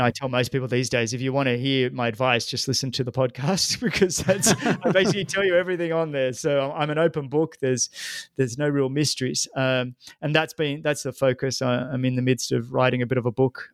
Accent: Australia; growing up in Australia

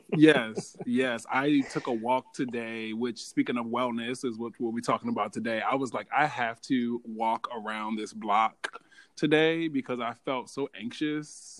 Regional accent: Baltimore, Maryland, United States; I'm from Baltimore, and at the time I was in Baltimore, I lived in a food desert.

